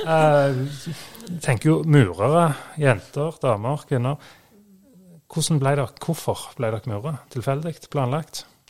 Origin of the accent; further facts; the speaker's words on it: Sandnes, Rogaland, Norway; Vi er fra Sandnes begge